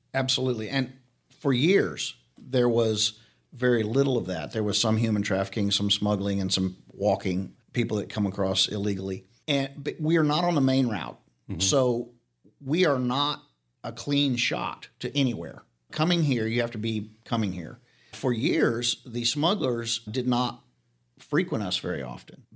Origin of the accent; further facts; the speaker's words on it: Arizona, United States; also born or lived in Real County, Texas; now in Leakey, United States; I'm from Arizona.